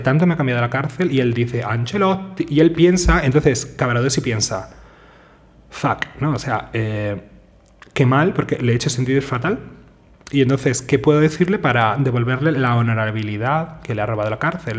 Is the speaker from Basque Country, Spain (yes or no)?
no; Seville, Andalusia, Spain; Yo soy sevillano